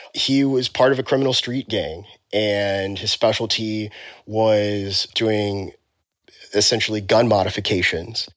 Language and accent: English; Texas, United States; I'm from Texas. I grew up in Texas